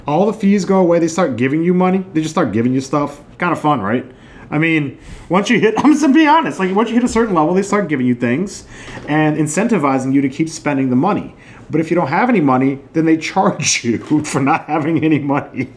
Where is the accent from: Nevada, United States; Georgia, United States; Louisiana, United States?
Louisiana, United States; New Orleans; we've always kind of grown up in this fe- like semi feudal aristocratic society in New Orleans